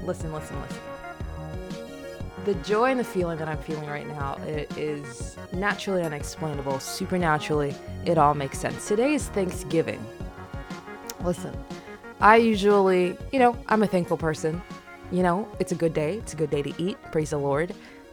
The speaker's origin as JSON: {"language": "English", "country": "DR Congo", "tie": "born there", "said": "I was born in Democratic Republic of the Congo, okay? I was born in the year 1999, and if you know anything about that year, okay, in Central and East Africa"}